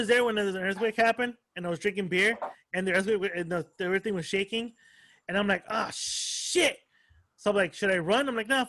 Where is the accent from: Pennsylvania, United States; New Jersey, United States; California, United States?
California, United States; El Monte; also born or lived in Whittier; So I grew up in El Monte. Just like within the last 13 years, I've lived in Whittier.